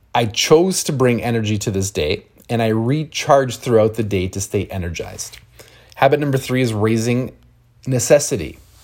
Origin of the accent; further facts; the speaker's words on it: London, Ontario, Canada; I'm from London, Ontario